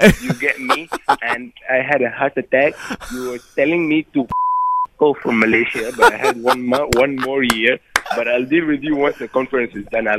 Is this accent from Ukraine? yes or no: no; Jordan; moved away; I'm from Jordan.